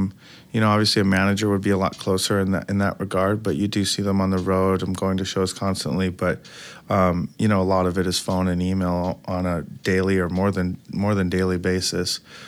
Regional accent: Detroit, Michigan, United States; I'm from Detroit originally, and I've always been going to music shows.

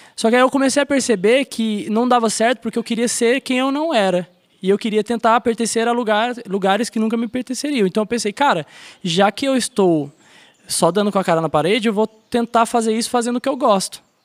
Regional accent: São José dos Campos, São Paulo, Brazil; eu nasci em São Paulo, em São José dos Campos, interior, Vale do Paraíba.

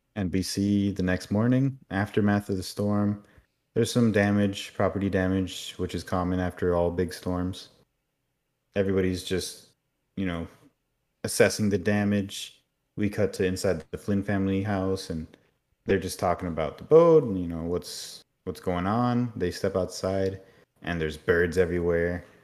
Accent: Miami, Florida, United States; I grew up a lot in Miami and there's a lot of hurricanes there

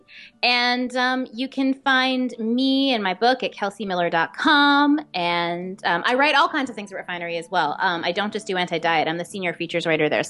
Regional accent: Westchester, New York, United States; I grew up mainly in Westchester, but almost all my family lived in the city, my extended family

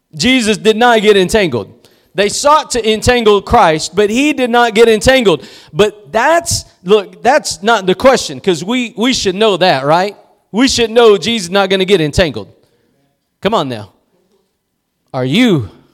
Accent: East Texas, United States; I'm just somebody from East Texas

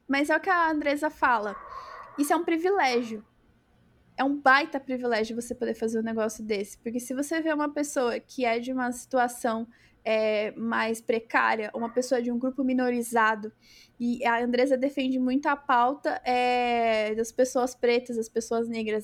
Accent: Brazil

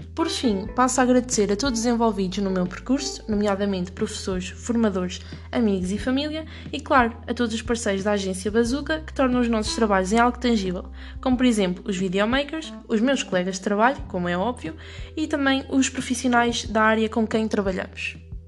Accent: Ílhavo, Centro, Portugal; also born or lived in Viseu / Lisbon; sou natural de Ilhave, Aveiro

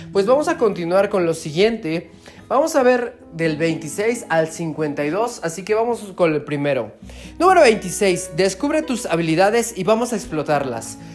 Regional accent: Mexico; viajando todas las semanas por toda mi República Mexicana

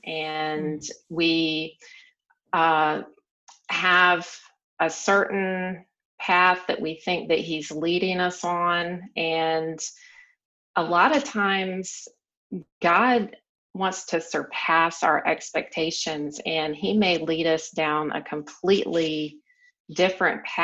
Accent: South Carolina, United States; moved away as an adult; But I had lived the same place my entire life. I grew up in the South, in South Carolina

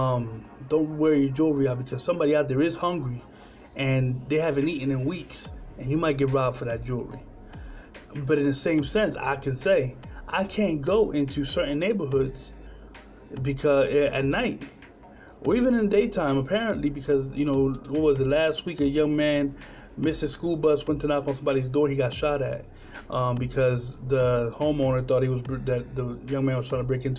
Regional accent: Trenton, New Jersey, United States; My hometown in Trenton, New Jersey, probably still doesn't have clean water either.

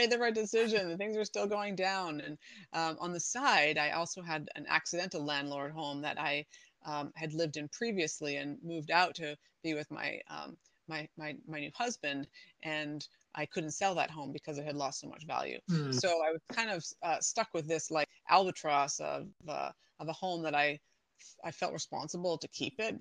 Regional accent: Canada; moved away as an adult; now in San Diego County, United States; I am from Canada originally.

